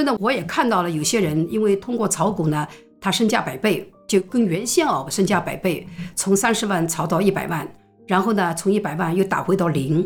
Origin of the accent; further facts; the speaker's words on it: Shanghai, China; 我们上海人